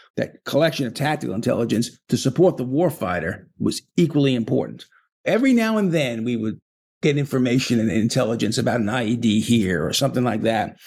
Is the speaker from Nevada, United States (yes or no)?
no; New York, United States; I'm a New Yorker